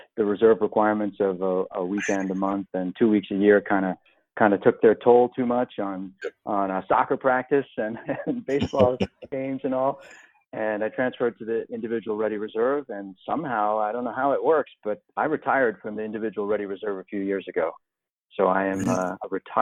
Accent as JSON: {"language": "English", "area": "Long Island", "region": "New York", "country": "United States", "tie": "born or raised there", "said": "I grew up in New York on Long Island, right near the water"}